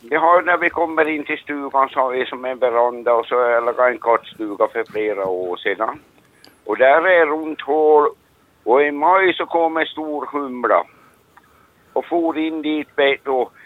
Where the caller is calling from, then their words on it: Replot, Ostrobothnia, Finland; från eh, Replot Norra Varglund.